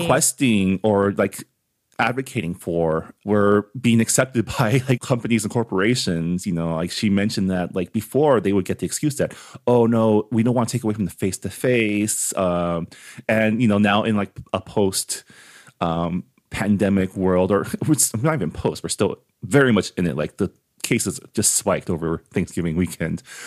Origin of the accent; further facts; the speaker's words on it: San Gabriel, California, United States; I grew up in San Gabriel, so I grew up amongst, like, Asian, being Asian out here